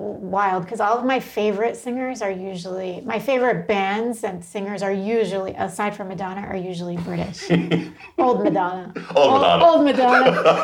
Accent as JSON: {"language": "English", "town": "Trenton", "region": "New Jersey", "country": "United States", "tie": "born or raised there", "moved": "yes", "lives_now": "Los Angeles, United States", "said": "I grew up in Trenton, New Jersey, mm-hmm. which was a pretty rough neighborhood."}